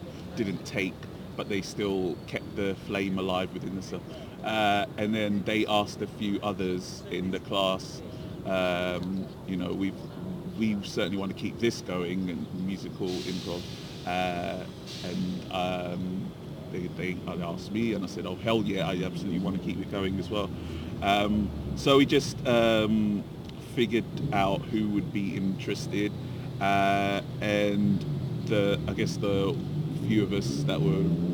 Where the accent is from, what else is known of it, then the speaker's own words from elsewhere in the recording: London, United Kingdom; I'm from Inner East London